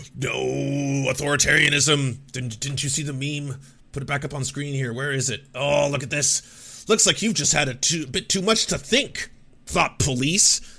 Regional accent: Canada; I grew up in the Canadian, uh, public education system

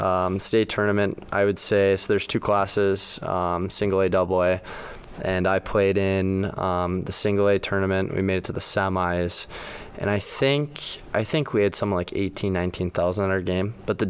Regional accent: Mahtomedi, Minnesota, United States; moved away; I grew up in Monomedi, Minnesota. It's right next to Stillwater. We're right next to the Wisconsin border. Grew up on my, like, where my family settled.

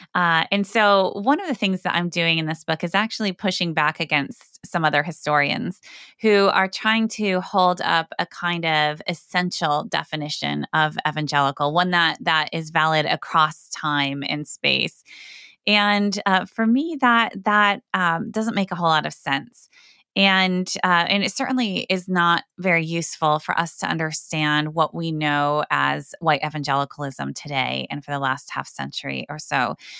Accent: Northwest Iowa, United States; I grew up in a conservative Christian home community in Northwest Iowa

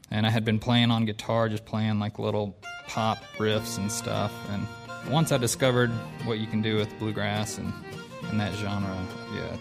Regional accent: Louisville, Kentucky, United States; I'm from Louisville.

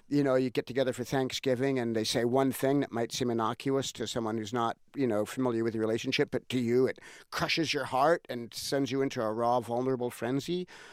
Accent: Los Angeles, California, United States; growing up in Hollywood

